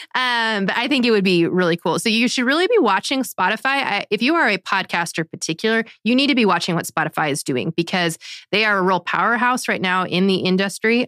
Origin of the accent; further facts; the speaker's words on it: United States; as an American